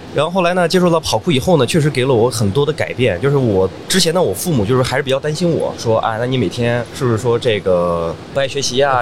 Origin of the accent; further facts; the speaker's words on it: Xinjiang, China; moved away; 其实我从新疆走出来的时候